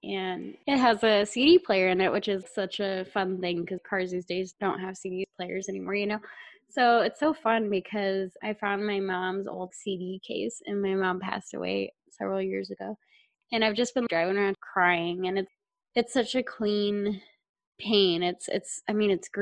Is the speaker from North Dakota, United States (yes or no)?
no; South Texas, United States; moved away as an adult; now in Montana, United States; we're both from South Texas because we're sisters, and I moved to Montana a couple years ago